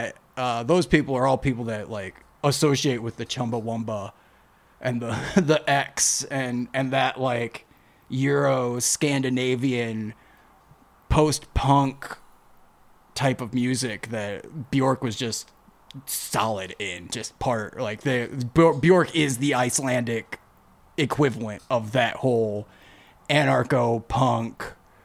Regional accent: United States; I'm from America

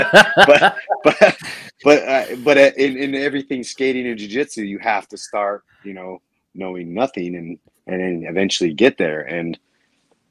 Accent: Orem, Utah, United States; I grew up in Orem, Utah.

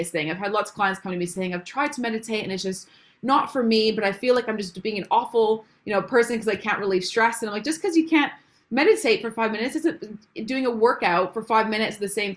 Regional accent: Canada; moved away as an adult; now in England, United Kingdom; if you can't tell by my accent, I'm actually not from England originally. I'm from Canada. So I moved here about 4 years ago

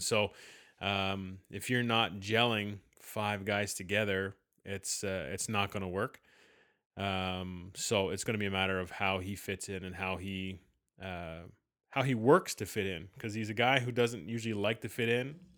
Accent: Canada; as every Canadian is

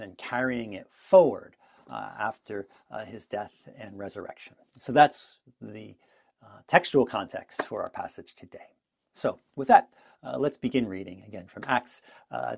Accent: New Jersey, United States; moved away as an adult; now in Niagara Falls, Canada; I am originally from New Jersey, but now I live in Niagara Falls, Ontario, in Canada

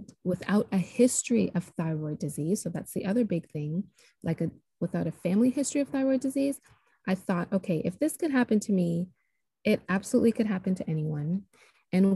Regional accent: Toronto, Ontario, Canada; moved away as an adult; now in Nashville, United States; So I am originally from Toronto, Canada, but I'm living just outside of Nashville, Tennessee. So I relocated here about 13 years ago now

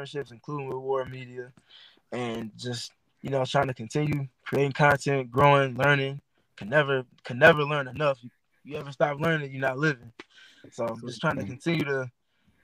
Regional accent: Maywood, Illinois, United States; I'm from Maywood, Illinois, about 15 minutes west of Chicago

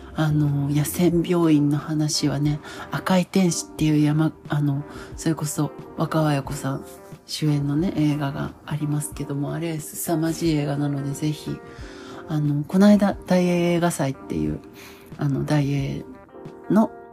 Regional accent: Hamamatsu, Shizuoka, Japan; 私の出身は旧稲佐郡細江町木がという場所で

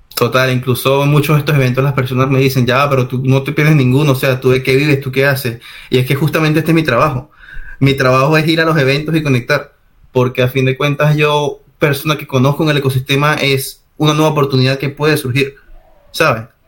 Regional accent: Venezuela; moved away as an adult; now in Spain

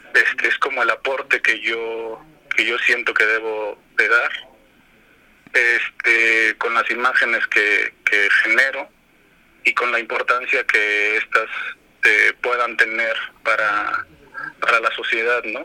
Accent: Zacatecas, Mexico; Soy originado de Zacatecas

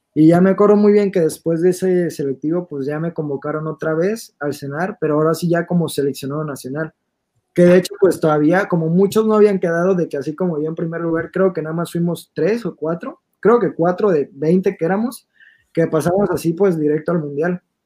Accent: Mexico; nosotros que somos de Moducuan

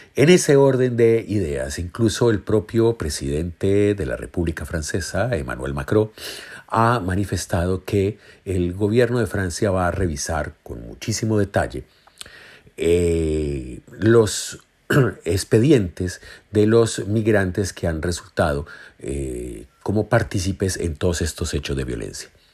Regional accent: Colombia; como colombianos

